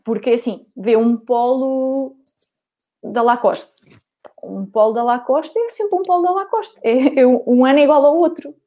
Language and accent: Portuguese; Coimbra, Centro, Portugal; sou de Coimbra